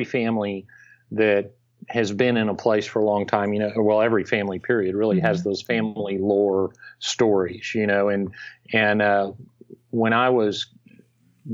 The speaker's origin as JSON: {"language": "English", "region": "Texas", "country": "United States", "said": "when you grow up in this state, you really have an extreme almost sense of identity as a Texan."}